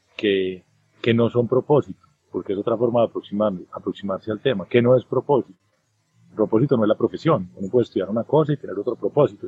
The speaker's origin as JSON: {"language": "Spanish", "country": "Colombia"}